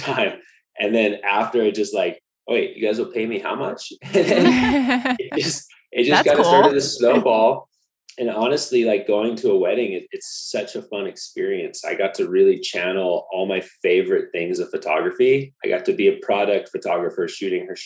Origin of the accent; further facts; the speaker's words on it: Laguna Beach, California, United States; moved away as an adult; also born or lived in Maui; I grew up in Laguna Beach